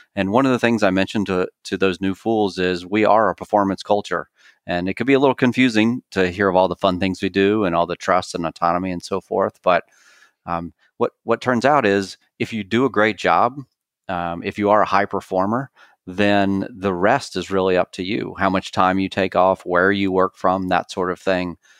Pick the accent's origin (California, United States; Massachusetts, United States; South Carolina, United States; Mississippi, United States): South Carolina, United States; Clemson; moved away; I'm originally from Clemson, South Carolina